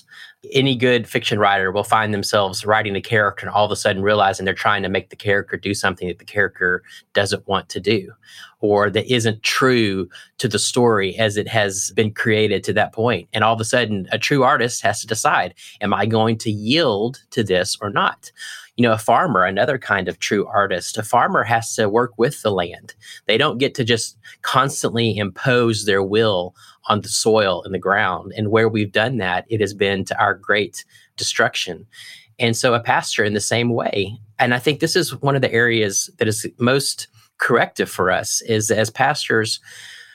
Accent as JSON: {"language": "English", "country": "United States", "said": "as American pastors"}